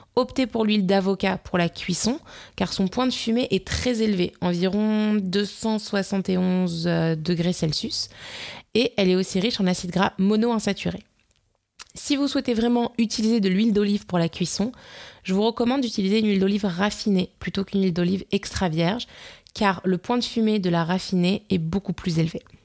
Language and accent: French; Nice, Provence-Alpes-Côte d'Azur, France; en tant que niçoise